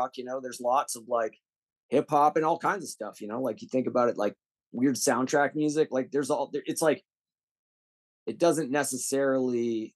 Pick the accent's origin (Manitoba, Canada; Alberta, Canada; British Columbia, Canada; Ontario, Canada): Alberta, Canada; Calgary; moved away; I'm from Calgary